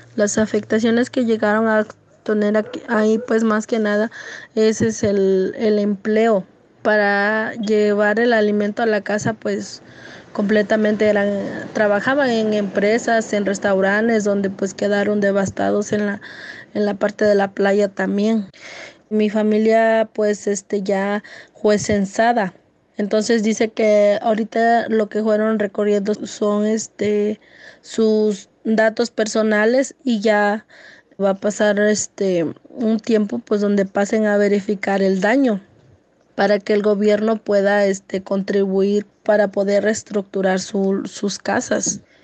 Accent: Copanatoyac, Guerrero, Mexico; soy originaria de la comunidad de Ocotequila, municipio de Copanatoya

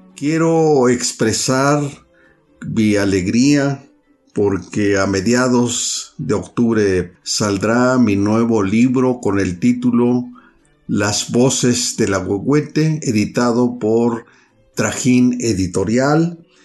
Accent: Ixhuatlán de Madero, Veracruz, Mexico; first language Nahuatl; Spanish is a second language; procedo de la comunidad de Lomas del Dorado, Ixhuatlán de Madero, Veracruz

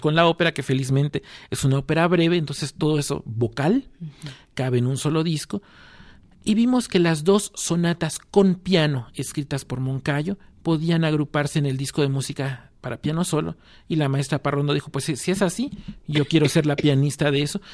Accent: Mexico; como mexicanos estábamos obligados

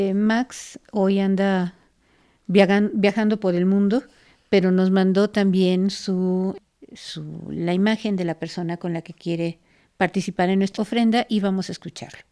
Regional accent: Mexico; nosotros como mexicanos

